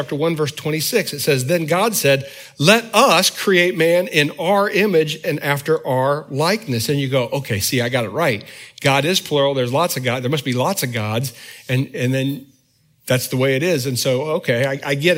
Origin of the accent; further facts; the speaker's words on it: the North, United States; moved away; I'm from the North